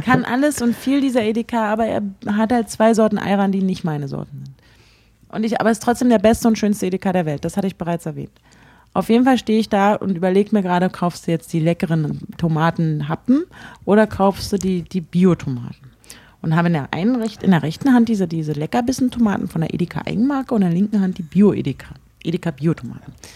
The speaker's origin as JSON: {"language": "German", "region": "Berlin", "country": "Germany", "said": "ich komme nicht aus Hamburg, sondern aus Berlin"}